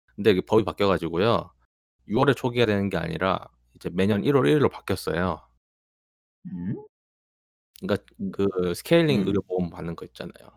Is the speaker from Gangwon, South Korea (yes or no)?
no; Goyang, Gyeonggi Province, South Korea; 제 어린 시절에 거의 한 절반 가까이를 일산에 살았는데